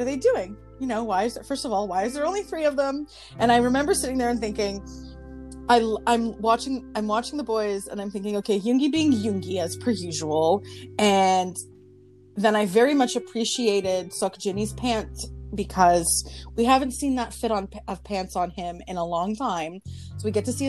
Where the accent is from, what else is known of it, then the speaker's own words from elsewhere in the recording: Canada; I'm Canadian